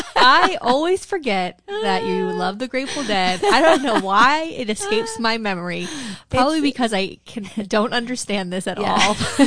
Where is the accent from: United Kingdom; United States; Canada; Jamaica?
United States; Because I'm American.